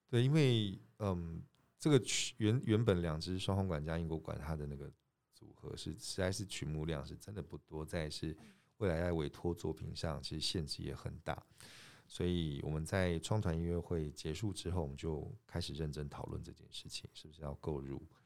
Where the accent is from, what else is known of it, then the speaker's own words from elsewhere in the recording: Taiwan; 我们就是在这个地方长大嘛